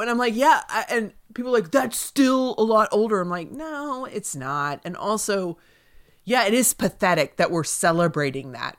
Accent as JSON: {"language": "English", "region": "Southeast", "country": "United States", "tie": "born or raised there", "moved": "yes", "lives_now": "Los Angeles, United States", "said": "I grew up in the Southeast"}